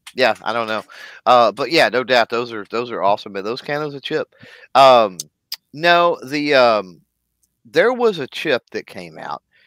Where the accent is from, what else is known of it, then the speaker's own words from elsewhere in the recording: Texas, United States; I'm from Texas. I'm from the South